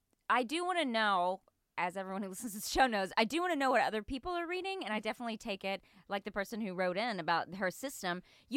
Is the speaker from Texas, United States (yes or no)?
yes; East Texas, United States; I grew up in East Texas. And then we didn't have a bookstore there. We only had a library. Because it was just a really small town.